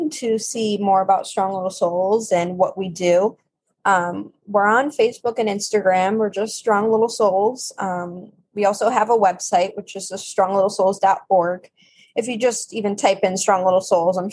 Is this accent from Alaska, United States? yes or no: no; Massachusetts, United States; I'm from Massachusetts